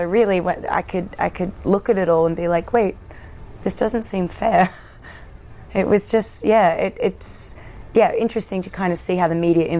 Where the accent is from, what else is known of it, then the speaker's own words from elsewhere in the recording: Australia; forget that I'm Australian.